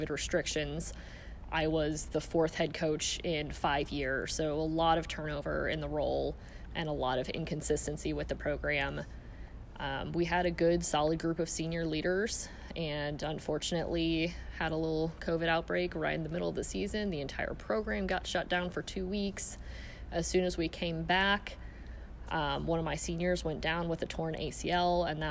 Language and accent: English; St. Louis, Missouri, United States; moved away as an adult; also born or lived in Clinton / Sweet Springs; now in St. Joseph, United States; growing up in St. Louis, I knew I didn't want to stay there